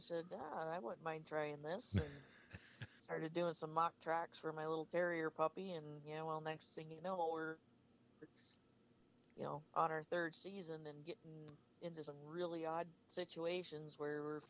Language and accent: English; Sault Ste. Marie, Michigan, United States; I'm from the area. I grew up here around Sugar Island, Sault Ste. Marie area.